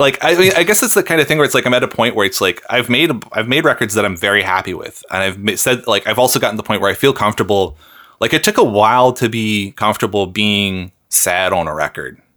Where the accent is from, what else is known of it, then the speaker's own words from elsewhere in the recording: Seattle, Washington, United States; moved away as an adult; now in Canada; I grew up in Seattle.